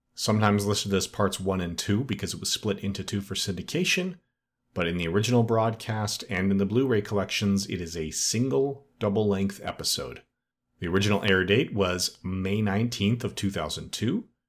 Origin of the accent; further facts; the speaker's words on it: Edmonton, Alberta, Canada; my hometown of Edmonton, Alberta, Canada, where I still live today.